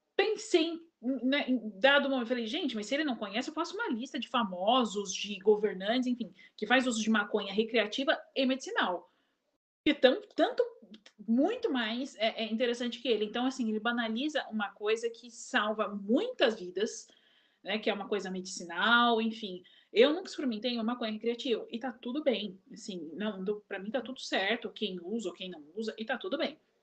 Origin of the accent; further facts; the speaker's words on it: Brazil; eu sou brasileira da terra dos mar, dos mar terra